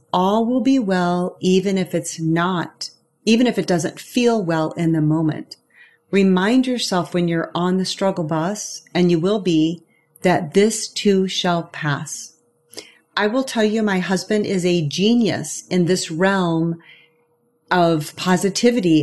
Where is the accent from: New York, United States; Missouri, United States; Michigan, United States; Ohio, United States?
Missouri, United States; St. Joseph; moved away as an adult; my mom in St. Joseph, Missouri, where I was born and raised